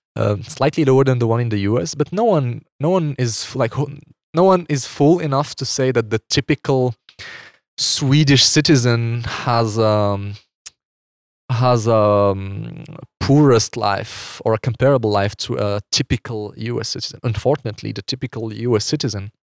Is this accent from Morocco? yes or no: yes; Morocco; moved away as an adult; now in Switzerland; I'm from Morocco. I grew up in Morocco until I was twenty-one.